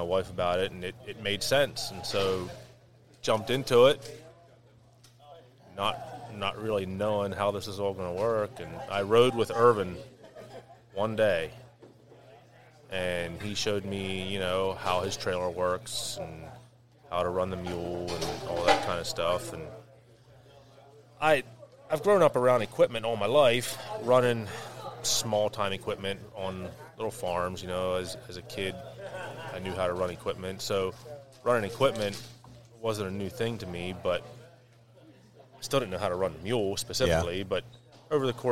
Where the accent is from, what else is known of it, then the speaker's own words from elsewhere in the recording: Lancaster County, Pennsylvania, United States; born and raised in Lancaster County all my life